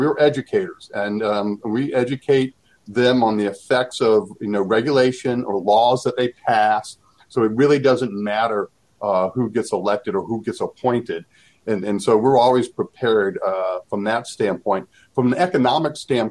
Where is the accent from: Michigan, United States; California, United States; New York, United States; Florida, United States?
Florida, United States; Gainesville; now in Washington, D.C., United States; growing up in Gainesville, Florida